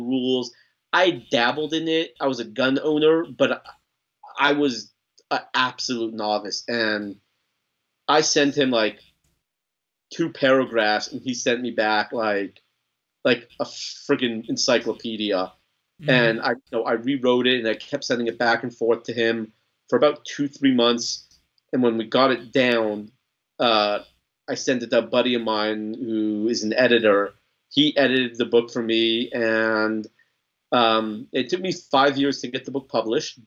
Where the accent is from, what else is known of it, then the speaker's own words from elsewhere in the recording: Los Angeles, California, United States; moved away as an adult; now in Texas, United States; I grew up in Los Angeles, right? Don't hold it against me. I've been an adopted Texan for 6 years now, but I lived in LA for 30 years